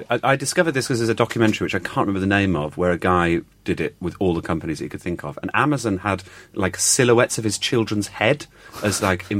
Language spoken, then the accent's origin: English; Birmingham, West Midlands, United Kingdom; No, I live in Birmingham. Why? I'm from Birmingham.